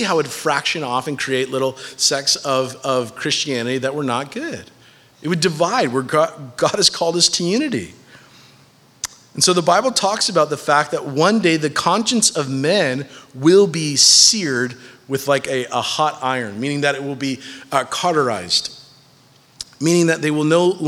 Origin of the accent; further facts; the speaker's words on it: United States; As American citizens